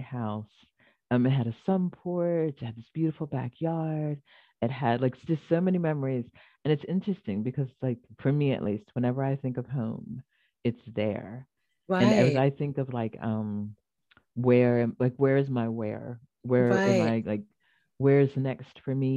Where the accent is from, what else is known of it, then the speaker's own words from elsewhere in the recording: Philadelphia, Pennsylvania, United States; I was born in Philly